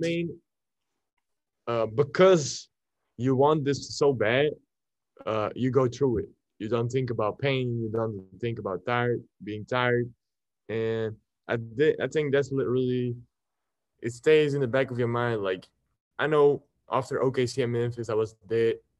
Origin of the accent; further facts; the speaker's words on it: Belgium; English is a second language; I'm coming from Belgium